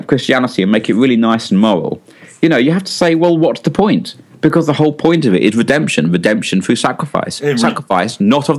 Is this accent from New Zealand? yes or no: no; London, United Kingdom; also born or lived in North of England; I'm from London. I spent most of my life in the north of England. And you'd say you can't get the Cockney out of the Londoner.